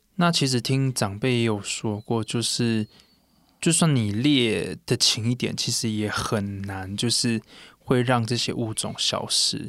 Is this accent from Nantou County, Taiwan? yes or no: yes; Puli, Nantou County, Taiwan; 我们泰雅族的话，像我国小的话，可能一个班上就有一个我是泰雅族的